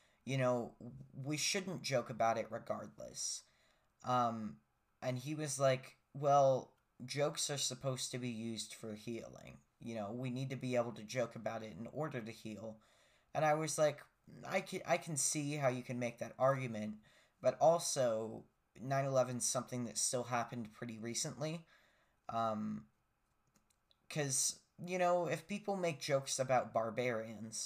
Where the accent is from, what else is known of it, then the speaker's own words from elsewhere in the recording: United States; as an American